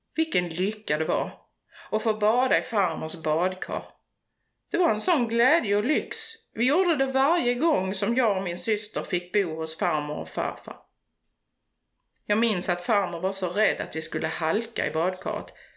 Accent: Förslöv, Skåne, Sweden; Jag är en bondflicka från Förslöv, en liten by precis söder om Hallandsåsen i nordvästra Skåne. Uppväxt på landet med djur och natur omkring mig

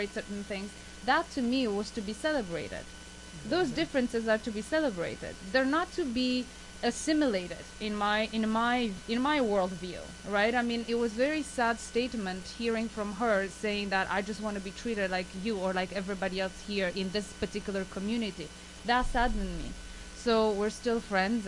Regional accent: Romania; now in Canada; I came from Romania

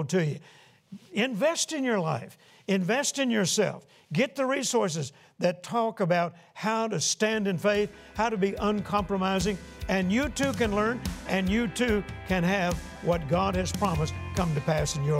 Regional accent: Shreveport, Louisiana, United States; Shreveport, Louisiana, my hometown

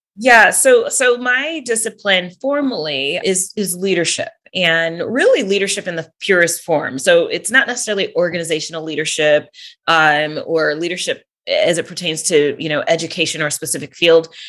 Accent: California, United States; moved away as an adult; also born or lived in Wisconsin; now in Georgia, United States; I was born and raised in California

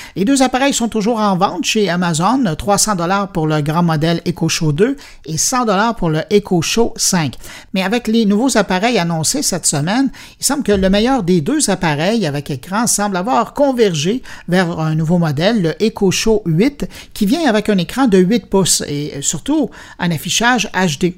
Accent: Quebec, Canada; chez nous, au Québec

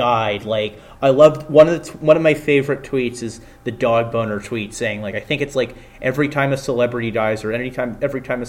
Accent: New Jersey, United States; I'm from New Jersey.

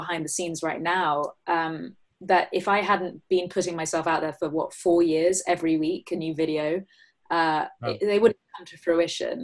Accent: England, United Kingdom; me being English

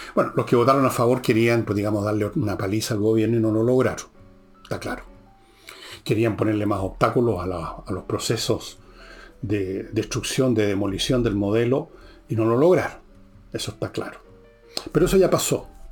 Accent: Chile

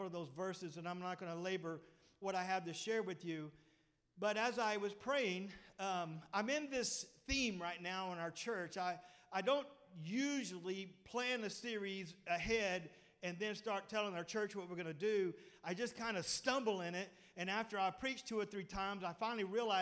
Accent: Pettus, Texas, United States; I come from Pettus, and you know us Pettus boys

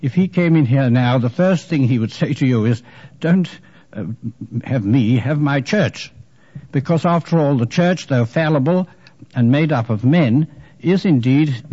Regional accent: England, United Kingdom; I am an English Jesuit

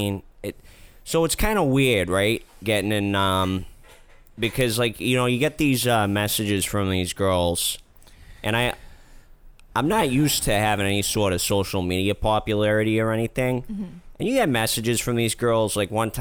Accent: Boston, Massachusetts, United States; I'm a plumber from Dorchester, Massachusetts.

